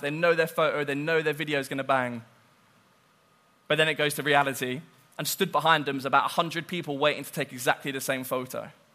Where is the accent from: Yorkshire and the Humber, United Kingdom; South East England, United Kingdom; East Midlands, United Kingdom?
South East England, United Kingdom; Southampton; I'm from Southampton.